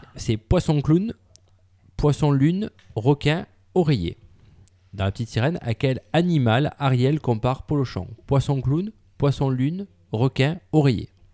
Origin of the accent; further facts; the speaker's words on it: France; en tant que Français